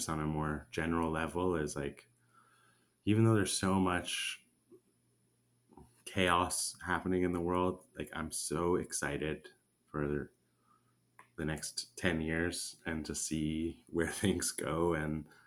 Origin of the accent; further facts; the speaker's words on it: Canada; moved away as an adult; now in Nicaragua; my home country in Canada